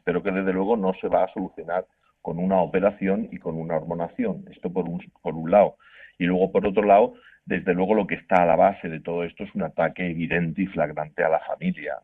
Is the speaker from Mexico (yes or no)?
no; Murcia, Region of Murcia, Spain; yo soy de Murcia y en Murcia se dice estamos matando moscas a cañonazos